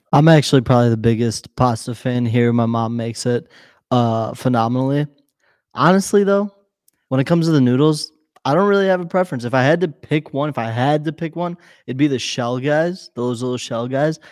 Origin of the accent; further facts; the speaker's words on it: Chicago, Illinois, United States; we're from Chicago. We are not from anywhere outside of Chicago